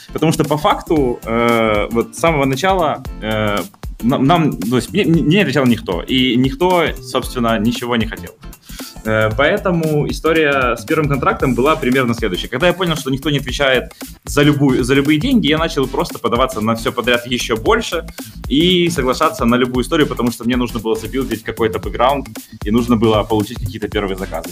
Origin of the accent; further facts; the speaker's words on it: Zaporizhzhia, Zaporizhzhia Oblast, Ukraine; now in Kyiv, Ukraine; Я родился в прекрасном городе Запорожье, э, но родители переехали в Киев